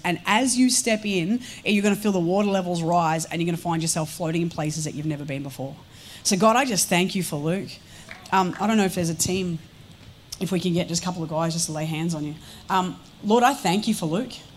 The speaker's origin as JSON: {"language": "English", "town": "Melbourne", "region": "Victoria", "country": "Australia", "said": "I'm a girl from Melbourne, Victoria. I have grown up in the country for a portion of my life"}